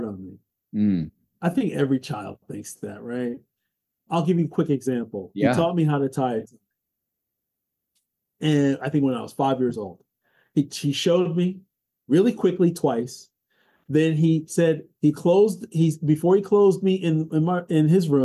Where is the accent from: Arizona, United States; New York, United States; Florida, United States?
New York, United States; New York City; also born or lived in Brooklyn, New York / Harlem, New York; I was born in the People's Republic of Brooklyn, New York. Raised in Queens, and I live in Harlem, USA now